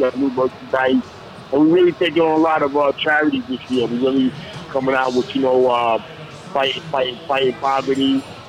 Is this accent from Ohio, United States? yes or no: no; New York City, New York, United States; also born or lived in East Flatbush, Brooklyn; I'm from Brownsville, Brooklyn, born and raised.